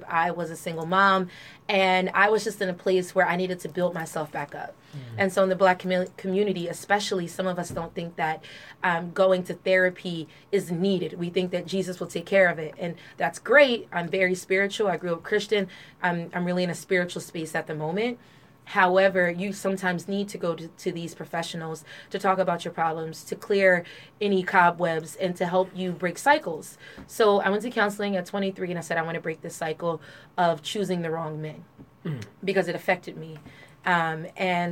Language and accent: English; Trenton, New Jersey, United States; I was born and raised in Trenton, New Jersey. Grew up in the North Side